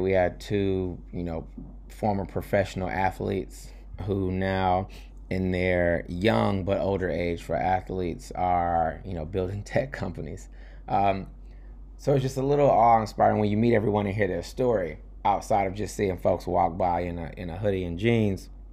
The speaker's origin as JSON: {"language": "English", "region": "New York", "country": "United States", "said": "I'm, I'm a New Yorker, not in D C or Baltimore"}